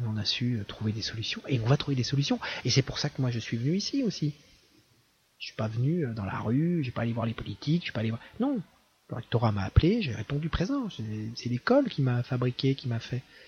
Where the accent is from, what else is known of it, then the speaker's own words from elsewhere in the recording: Caen, Normandy, France; Moi, j'ai grandi à Caen.